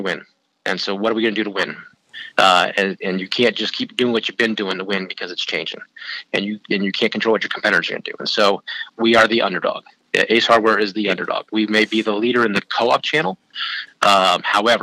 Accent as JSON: {"language": "English", "town": "San Francisco", "region": "California", "country": "United States", "tie": "born or raised there", "also_born_or_lived": "Oxford, Ohio", "moved": "as an adult", "lives_now": "Chicago, United States", "said": "I grew up in California, ended up in Oxford, Ohio"}